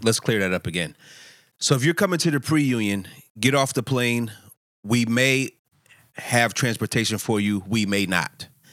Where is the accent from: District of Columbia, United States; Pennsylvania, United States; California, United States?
Pennsylvania, United States; Philadelphia; I'm from Philadelphia